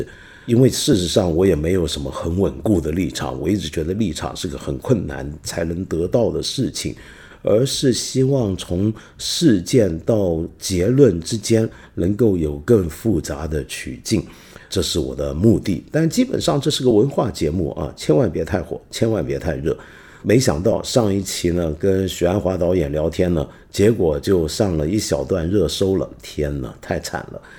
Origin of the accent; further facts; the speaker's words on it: Guangdong, China; 你知道这个我们广东人，凡在这个临北以上的地方，我们都叫做北方人、北方佬。